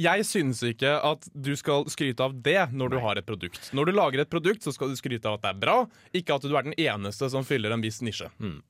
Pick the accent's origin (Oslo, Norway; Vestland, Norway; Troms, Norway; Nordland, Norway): Oslo, Norway; now in Trondheim, Norway; jeg kommer fra Oslo, men jeg kommer fra en stor